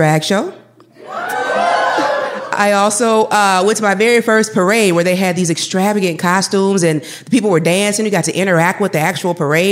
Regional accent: Madison, United States; I grew up in Madison, where I primarily lived with my mom

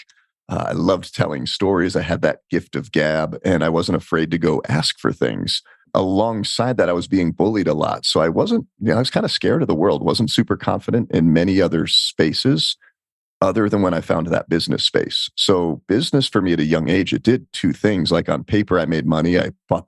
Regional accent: Colorado, United States; also born or lived in New Jersey; we moved from New Jersey to Colorado when I was 10

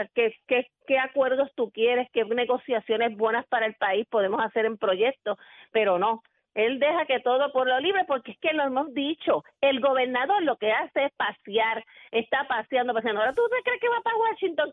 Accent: Puerto Rico; nosotros como puertorriqueños seguimos teniendo nuestro idioma

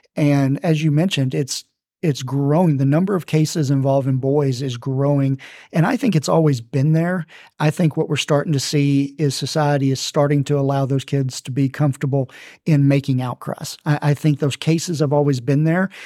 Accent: Texarkana, Texas, United States; moved away as an adult; now in Arlington, United States; I found myself back in my hometown of Texarkana, Texas

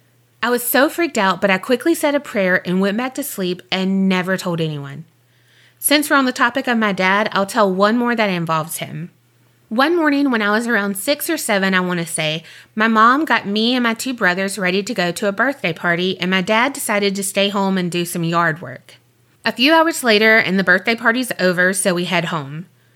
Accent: Mobile, Alabama, United States; born there; That's where I was born.

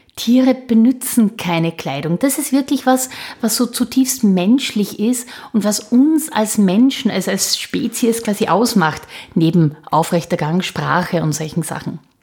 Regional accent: Austria; bei uns in Österreich

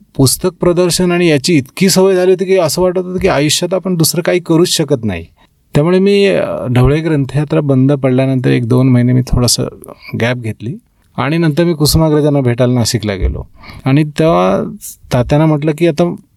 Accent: Parule, Maharashtra, India; moved away; कोकणात सिंधुदुर्गमध्ये परुळे गाव

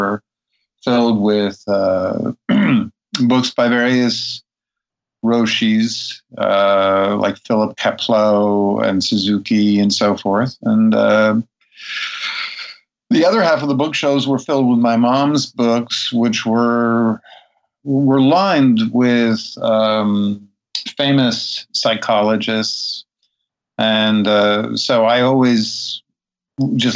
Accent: New York City, New York, United States; also born or lived in Brooklyn, New York; I was born in the Upper West Side of Manhattan

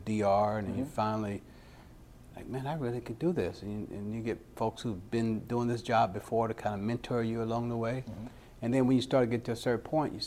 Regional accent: Pensacola, Florida, United States; moved away; Born and raised in Pensacola, Florida.

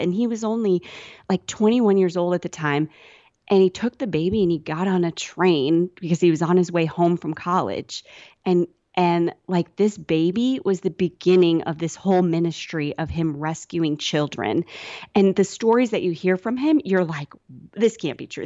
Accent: Sioux City, Iowa, United States; moved away; I grew up in Iowa in, uh, kind of not on a farm or anything

